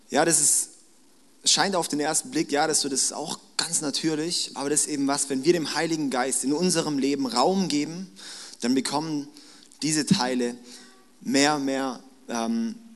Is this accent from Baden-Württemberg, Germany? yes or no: yes; Baden-Württemberg, Germany; ich bin schwäbisches Blut, ich bin Schwabe, ja, auch wenn ich eigentlich nur in Baden mein Leben lang gewohnt habe, aber ich fühle mich wie ein Schwabe.